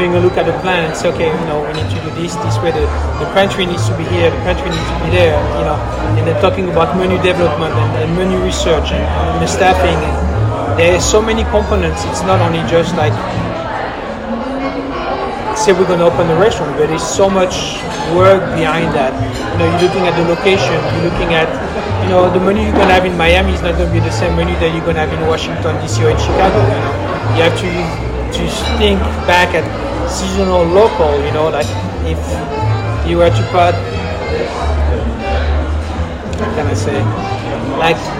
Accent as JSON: {"language": "English", "region": "south of France", "country": "France", "moved": "as an adult", "lives_now": "New York, United States", "said": "Coming from south of France"}